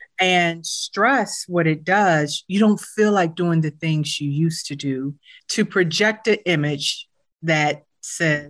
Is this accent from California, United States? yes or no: no; Durham, North Carolina, United States; growing up in Durham, my parents retired from North Carolina Central University